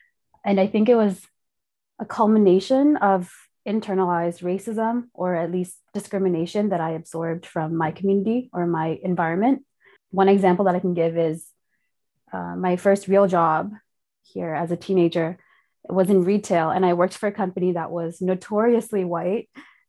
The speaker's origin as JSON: {"language": "English", "country": "Nepal", "tie": "born there", "said": "So both my parents and my grandparents are all Tibetan refugees. And I was born in exile in Nepal."}